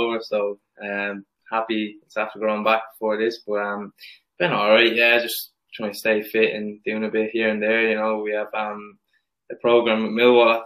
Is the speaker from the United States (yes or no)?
no; Cappoquin, Munster, Ireland; I grew up in a little village in Capoquin, County Waterford